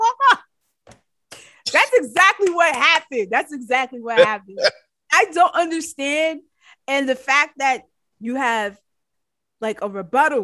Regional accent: New York, United States; I'm from New York.

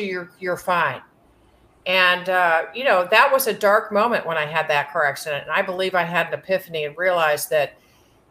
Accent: St. Louis, Missouri, United States; I grew up in St. Louis, Missouri, with a family that was primarily from Jefferson City, Missouri

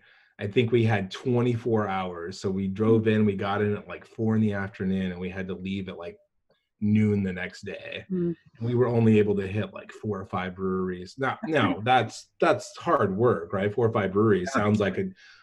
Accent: northern Arizona, United States; moved away; I'm from Arizona, northern Arizona

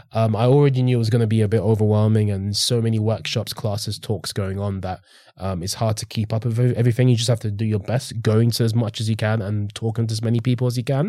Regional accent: St Albans, East of England, United Kingdom; also born or lived in London; I ended up living in Hertfordshire for eight years.

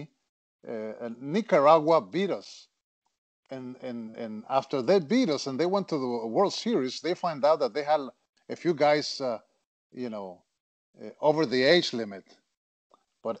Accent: Monterrey, Nuevo León, Mexico; moved away as an adult; I grew up in Monterrey, Mexico

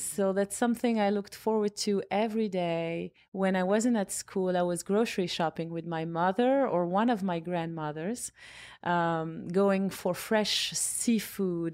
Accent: Casablanca, Casablanca-Settat, Morocco; moved away as an adult; also born or lived in Rabat / New York; now in United States; I was born in Rabat, and then, um, parents and I and family moved to Casablanca when I was six years old

